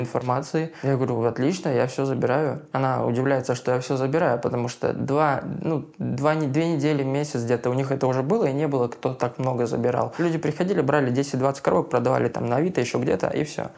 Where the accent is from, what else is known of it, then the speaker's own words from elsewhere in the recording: Blagoveshchensk, Amur Oblast, Russia; moved away as an adult; now in Saint Petersburg, Russia; Я из Дальнего Востока, Амурская область, город Благовещенск на границе с Китаем